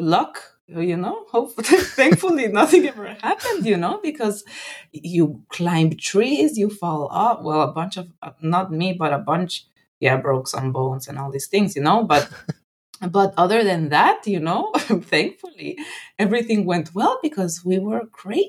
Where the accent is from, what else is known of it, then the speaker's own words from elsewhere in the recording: Guatemala; moved away as an adult; also born or lived in Netherlands / Thailand; now in Washington DC, United States; I loved growing up in Guatemala